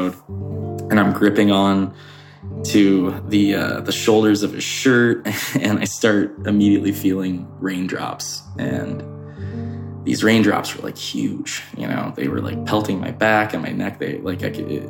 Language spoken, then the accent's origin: English; Florida, United States; moved away; also born or lived in Colorado; I grew up in Florida